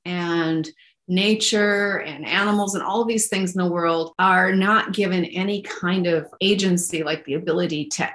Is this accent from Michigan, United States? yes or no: yes; Pinconning, Michigan, United States; now in Oregon, United States; I grew up in Michigan on the shores of like by Pinconning